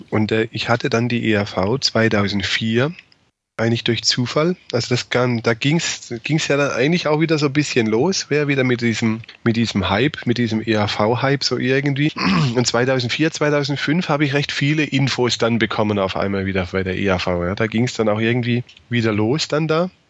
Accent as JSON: {"language": "German", "region": "Baden-Württemberg", "country": "Germany", "said": "Also bei uns in Baden-Württemberg, zumindest war so also meine Wahrnehmung, die waren einfach komplett weg."}